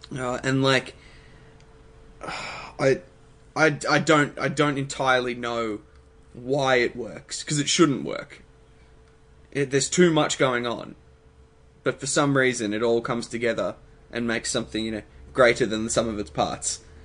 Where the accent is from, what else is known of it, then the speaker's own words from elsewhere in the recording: Australia; we didn't think that we would have as much Australian pride as we've ended up having